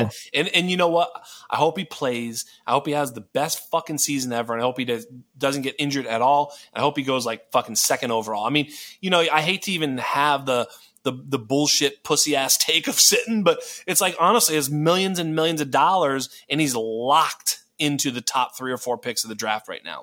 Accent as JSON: {"language": "English", "area": "near Boston", "region": "Massachusetts", "country": "United States", "said": "from near Boston"}